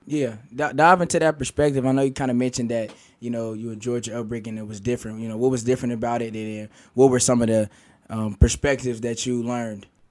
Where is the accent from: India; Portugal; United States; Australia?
United States; Kansas City, Missouri; now in Columbia, United States; I'm from Kansas City, Missouri, and I'm a junior here at Mizzou